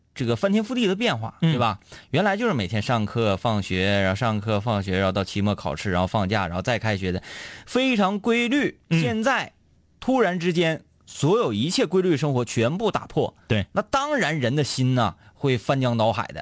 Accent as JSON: {"language": "Chinese", "region": "Northeast China", "country": "China", "accent": "Northeastern (Dongbei) dialect", "said": "我们东北话讲"}